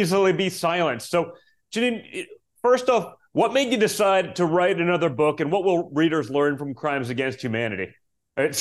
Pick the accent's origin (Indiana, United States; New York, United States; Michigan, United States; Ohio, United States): New York, United States; I'm from New York